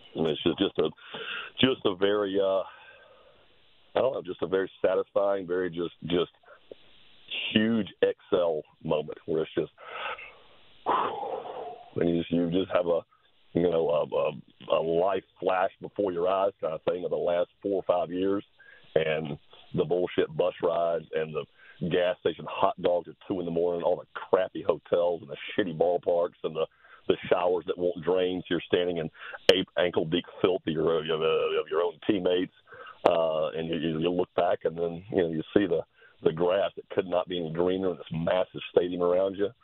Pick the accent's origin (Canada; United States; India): United States; Macon, Georgia; I grew up in Macon